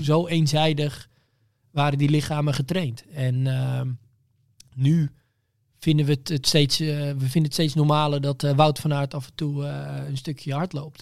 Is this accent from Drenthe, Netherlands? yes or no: no; Bunschoten, Utrecht, Netherlands; Ik kom uit Bunschoten, maar ik zat op school in Amersfoort